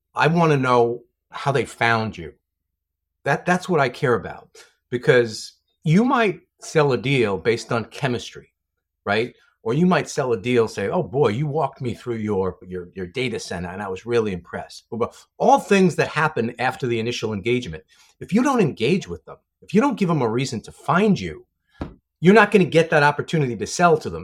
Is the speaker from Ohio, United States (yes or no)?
no; New York City, New York, United States; moved away as an adult; I'm a New York City guy, grew up, grew up in, uh, a great neighborhood in the Bronx and stayed there for the first twenty-seven years of my life